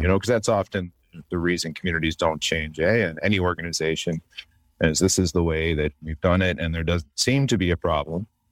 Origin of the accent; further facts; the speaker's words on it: the Maritimes of Canada, Canada; moved away as an adult; now in Chicago, United States; the place I grew up in the Maritimes of Canada